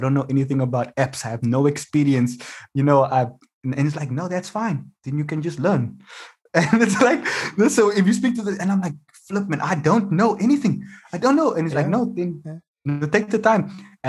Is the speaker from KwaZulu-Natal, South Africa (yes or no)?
no; Mitchell's Plain, Western Cape, South Africa; So I always want people to know where I'm from. Just so you understand why we're doing this lotto thing. And there's a guy in the crowd. I say, so I'm from the Cape Flats, Mitchell's Plain.